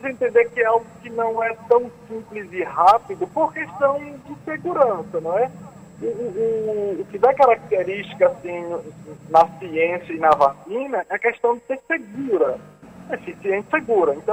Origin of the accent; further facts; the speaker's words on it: Northeast Region, Brazil; Eu inglês, vocês percebem, né? Que eu sou nordestino.